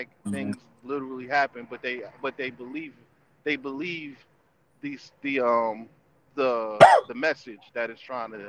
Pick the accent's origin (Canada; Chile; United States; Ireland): United States; New Jersey; man. I'm from Jersey. Man, I'm just doing these shows, man, called Atheist Talk, because obviously I'm an atheist.